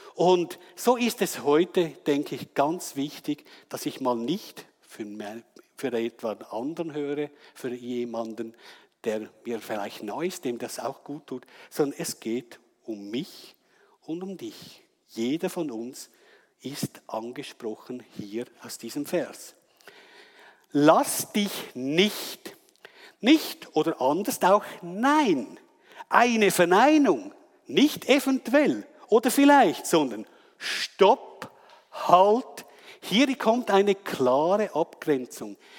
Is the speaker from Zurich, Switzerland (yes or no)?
yes; Wetzikon, Zurich, Switzerland; ich komme aus Wetzikon